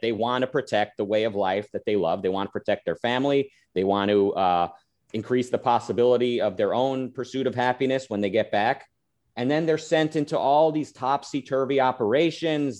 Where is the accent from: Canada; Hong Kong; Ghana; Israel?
Israel; moved away; I was born in Israel. I lived there.